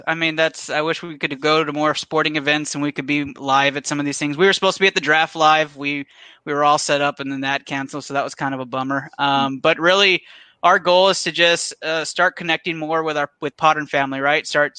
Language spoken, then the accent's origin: English; Rio Grande Valley, Texas, United States; Oh, man, I'm from the Rio Grande Valley. So we got the Vipers down here.